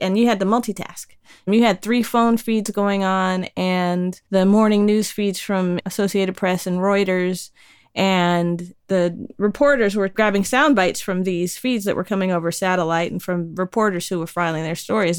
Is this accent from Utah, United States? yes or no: no; Dayton, Ohio, United States; also born or lived in Colorado; now in Brighton, United Kingdom; Dayton, Ohio, birthplace of aviation, hometown of the funk. Yeah, I grew up close